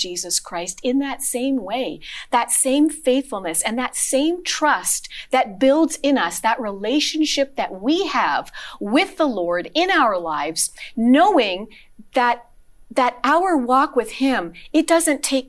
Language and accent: English; Sudbury, Ontario, Canada; I grew up in Sudbury as a little girl